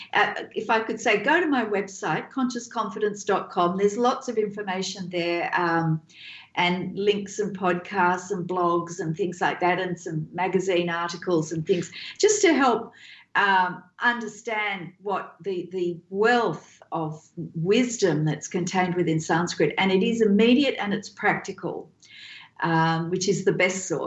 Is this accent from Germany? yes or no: no; Australia; having been born and bred in Australia